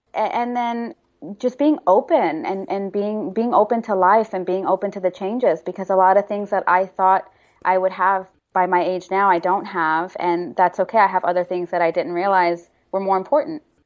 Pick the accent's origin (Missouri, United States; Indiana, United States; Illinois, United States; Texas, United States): Texas, United States; Houston; moved away as an adult; also born or lived in Austin, Texas / New York / Dubai; now in Los Angeles, United States; I grew up in Houston